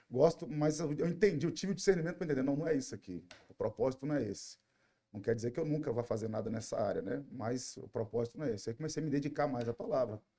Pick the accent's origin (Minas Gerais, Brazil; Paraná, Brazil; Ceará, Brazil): Minas Gerais, Brazil; born there; nasci no interior de Minas Gerais, né?